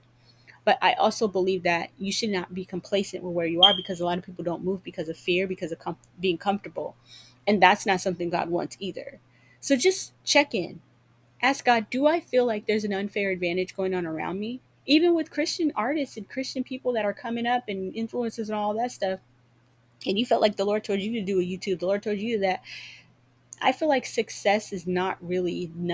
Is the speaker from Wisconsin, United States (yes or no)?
no; Seattle, Washington, United States; moved away; also born or lived in Georgia; I'm from Seattle and I moved back here from Georgia a couple years ago during COVID